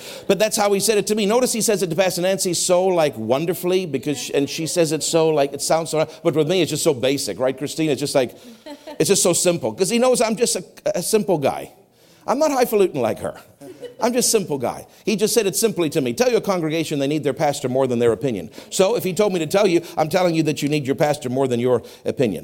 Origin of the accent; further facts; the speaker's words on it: South Africa; I grew up in racist apartheid South Africa.